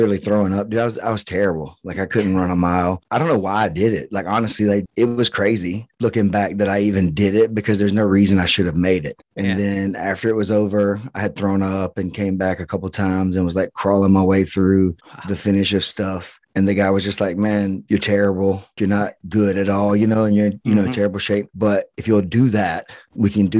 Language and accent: English; Bainbridge, Georgia, United States; now in Perry, United States; Bainbridge, Georgia. Bainbridge, a small Georgia. Town. Yeah, southwest corner of Georgia